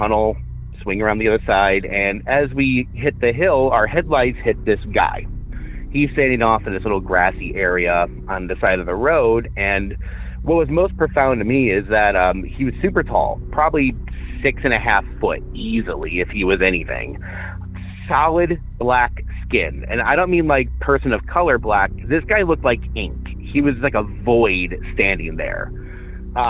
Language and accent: English; Northern Illinois, United States; I'm from Northern Illinois.